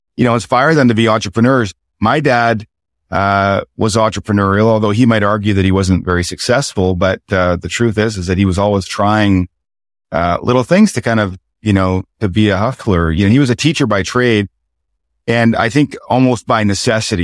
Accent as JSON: {"language": "English", "town": "Chipman", "region": "New Brunswick", "country": "Canada", "tie": "born or raised there", "also_born_or_lived": "Fredericton, New Brunswick", "said": "I'm from Chipman, New Brunswick, town of about two thousand people"}